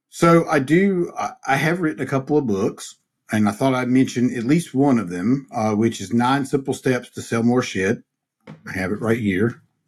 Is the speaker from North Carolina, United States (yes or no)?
yes; Mount Airy, North Carolina, United States; growing up in Mayberry